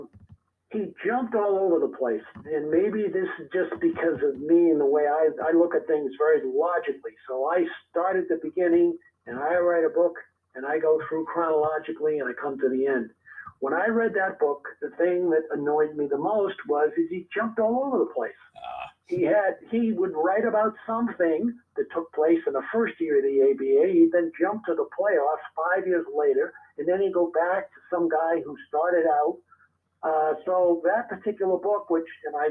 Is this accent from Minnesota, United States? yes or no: no; Rhode Island, United States; moved away as an adult; also born or lived in New York City, New York; now in Massachusetts, United States; I was born in New York City. Okay. And I lived there for 6 years. And then my parents moved to Rhode Island. And basically, I grew up in Rhode Island.